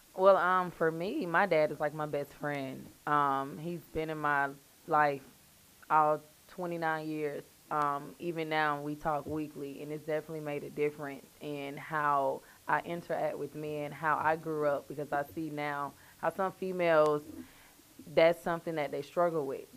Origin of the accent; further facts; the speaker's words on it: Valdosta, Georgia, United States; now in Atlanta, United States; I'm from Valdosta